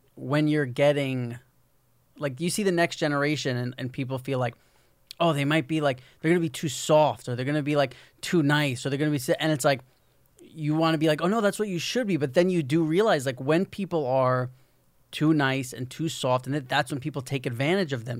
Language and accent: English; New York, United States; moved away as an adult; I'm from New York